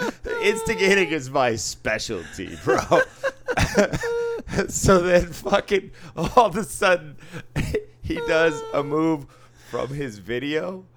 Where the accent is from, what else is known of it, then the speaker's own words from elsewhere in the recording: Boston, Massachusetts, United States; I grew up in Boston.